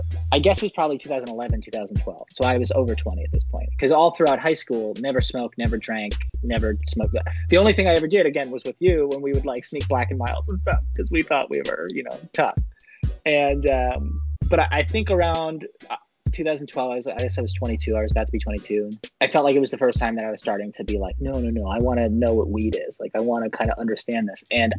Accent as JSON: {"language": "English", "town": "Kenilworth", "country": "United States", "tie": "born or raised there", "said": "growing up in Kenilworth and being like not even like a full fledged teenager, being like a middle schooler in Kenilworth"}